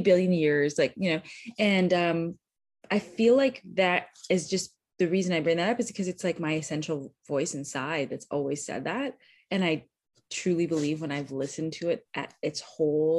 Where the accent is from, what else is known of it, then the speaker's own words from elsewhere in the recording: just outside of Toronto, Ontario, Canada; moved away as an adult; now in United States; I am born and raised Canadian, so I grew up just outside of Toronto.